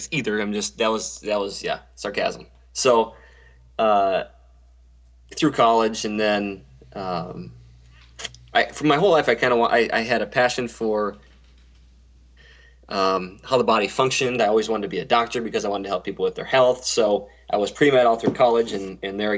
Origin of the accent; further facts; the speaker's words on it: Minneapolis–Saint Paul, Minnesota, United States; I'm born and raised in Minnesota, Twin Cities. Been here my whole life